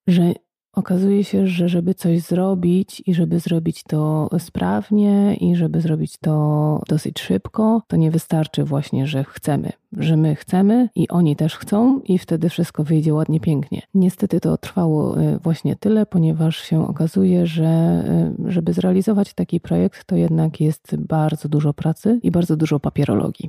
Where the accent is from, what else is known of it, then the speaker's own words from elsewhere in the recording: Poznań, Greater Poland, Poland; Jesteśmy z Poznania